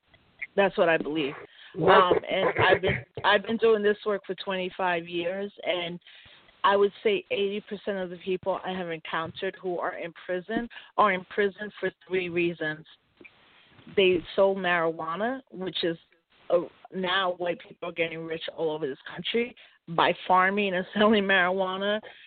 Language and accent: English; Puerto Rico; So as a Puerto Rican, because I'm an American citizen, I've always worked on the politic